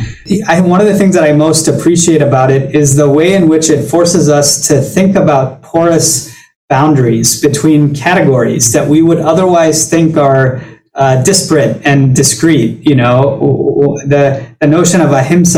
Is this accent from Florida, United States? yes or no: no; Baton Rouge, Louisiana, United States; moved away as an adult; now in New York City, United States; I grew up in Baton Rouge